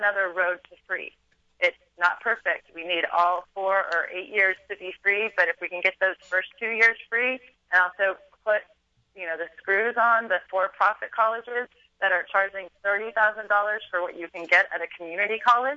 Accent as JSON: {"language": "English", "region": "California", "country": "United States", "said": "I'm from California"}